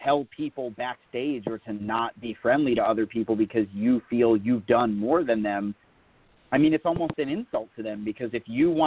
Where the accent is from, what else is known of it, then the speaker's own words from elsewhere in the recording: Connecticut, United States; also born or lived in New York; my home state of Connecticut, and then where I was born in New York.